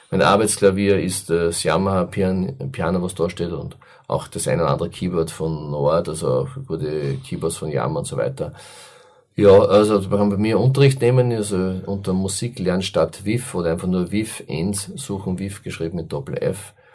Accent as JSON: {"language": "German", "town": "Enns", "region": "Upper Austria", "country": "Austria", "tie": "born or raised there", "said": "das war mir ein ganz großes Anliegen für meine Heimatstadt Enns."}